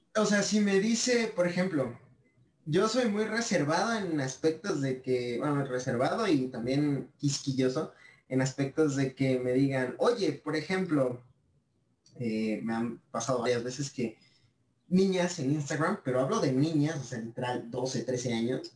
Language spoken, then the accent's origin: Spanish; Mexico; yo soy de México, eh, tengo 19 años